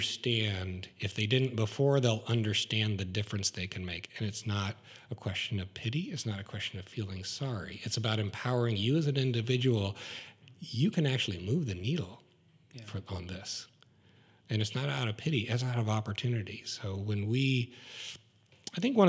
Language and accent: English; Pleasant Plains, Illinois, United States; my hometown of Pleasant Plains, Illinois